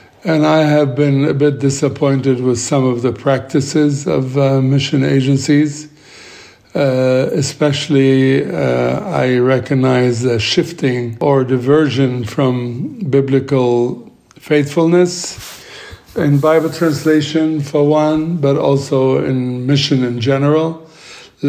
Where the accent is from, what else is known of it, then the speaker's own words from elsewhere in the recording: Tripoli, North Governorate, Lebanon; I grew up in Lebanon, where I am right now, and was raised up as a Greek Orthodox in a Muslim city of Tripoli in Lebanon.